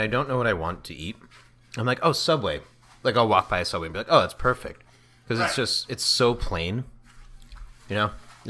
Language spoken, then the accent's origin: English; New York, United States; I grew up in New York with the, you know, Kaiser rolls, those poppy seed Kaiser rolls.